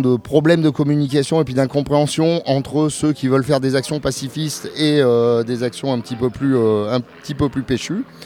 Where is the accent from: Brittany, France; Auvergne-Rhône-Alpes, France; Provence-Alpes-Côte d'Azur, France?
Auvergne-Rhône-Alpes, France; Clermont-Ferrand; je suis de Clermont-Ferrand